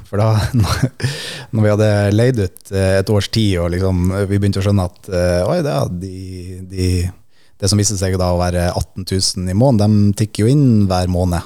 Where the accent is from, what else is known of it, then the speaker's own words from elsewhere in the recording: Finnsnes, Troms, Norway; moved away; hjemme på Finnsnes